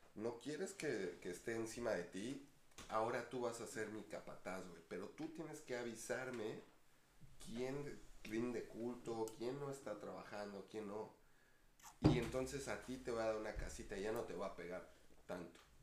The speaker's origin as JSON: {"language": "Spanish", "town": "Ecatepec", "region": "State of Mexico", "country": "Mexico", "said": "yo también de Catepec"}